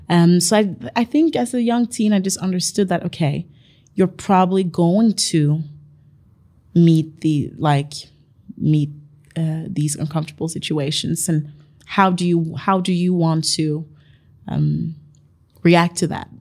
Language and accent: English; Bergen, Vestland, Norway; moved away as an adult; also born or lived in Sierra Leone; now in Oslo, Norway; I'm from Bergen